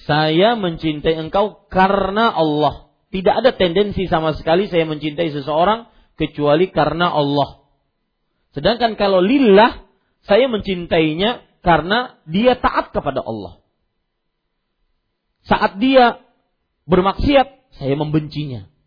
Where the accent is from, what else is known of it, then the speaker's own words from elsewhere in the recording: South Kalimantan, Indonesia; Kalau kita orang Banjar biasanya kalau bersumpah lillahi taala.